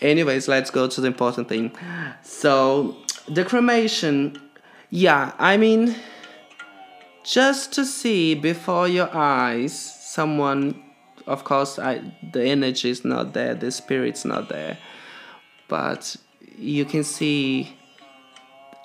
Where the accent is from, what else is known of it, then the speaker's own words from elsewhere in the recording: Brazil; moved away; I'm from Brazil and I live here for a very long time